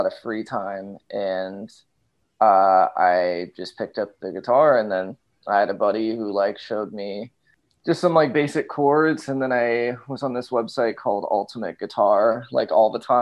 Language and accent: English; Los Angeles, California, United States; I'm from Los Angeles